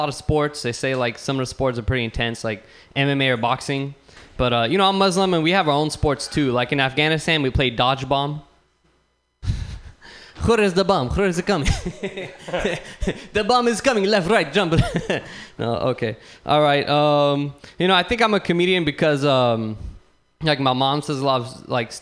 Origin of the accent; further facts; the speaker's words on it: San Bruno, California, United States; So I live in San Bruno. I'm from San Bruno